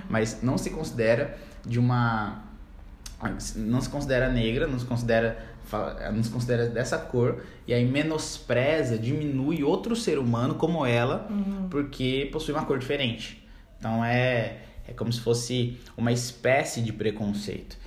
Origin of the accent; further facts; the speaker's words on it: Campo Grande, Mato Grosso do Sul, Brazil; eu sou de Campo Grande, Mato Grosso do Sul. Nasci aqui na Cidade Morena, capital do estado